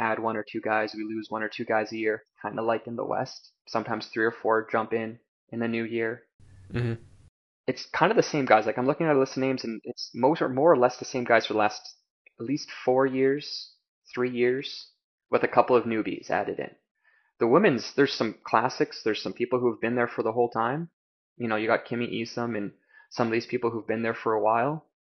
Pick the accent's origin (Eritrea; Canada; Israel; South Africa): Canada; also born or lived in China; as a Canadian going down there